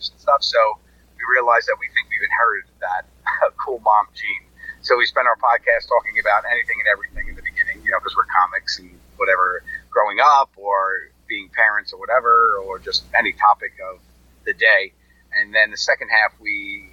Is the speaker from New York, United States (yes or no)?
yes; New York, United States; I grew up in New York